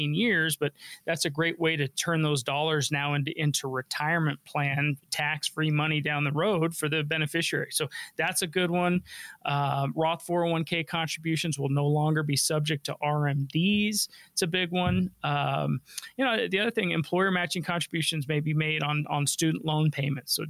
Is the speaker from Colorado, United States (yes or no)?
yes; Denver, Colorado, United States; I'm a local guy. I was born and raised here in Denver